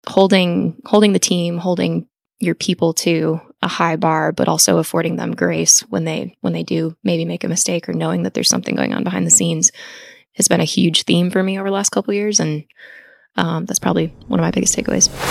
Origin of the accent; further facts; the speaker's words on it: Lisle, Illinois, United States; I was born and raised outside Chicago